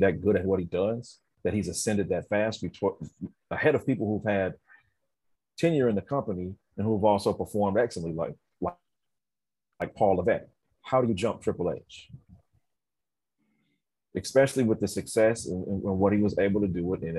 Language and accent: English; San Diego, California, United States; I'm an inner city kid. I'm from City Heights.